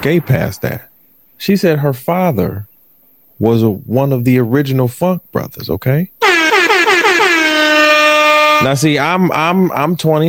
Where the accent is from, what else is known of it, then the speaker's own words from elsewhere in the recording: Detroit, Michigan, United States; I'm from Detroit